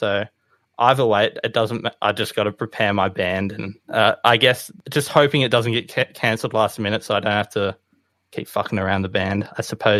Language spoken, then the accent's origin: English; Sydney, New South Wales, Australia; also born or lived in Bundaberg, Queensland; Moved to Sydney, been there pretty much the whole time.